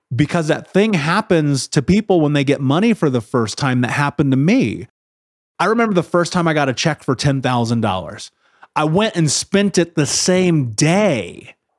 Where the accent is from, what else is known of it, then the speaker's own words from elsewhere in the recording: Indianapolis, Indiana, United States; I grew up in Indianapolis